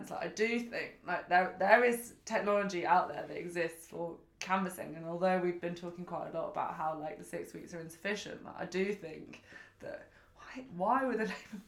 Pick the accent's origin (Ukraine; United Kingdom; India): United Kingdom; London; I'm from Kensington